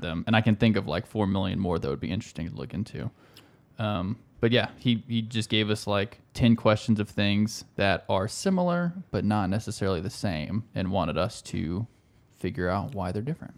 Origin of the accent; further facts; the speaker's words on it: South Carolina, United States; We're from South Carolina